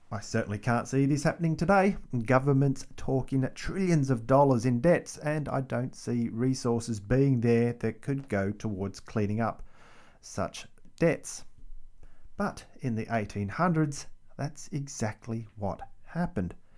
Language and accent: English; Melbourne, Victoria, Australia; the capital city of Melbourne, my hometown